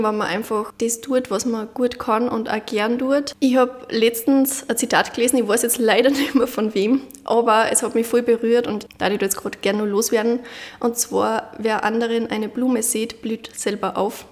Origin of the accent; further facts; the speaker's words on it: Munderfing, Upper Austria, Austria; Munderfing in Oberösterreich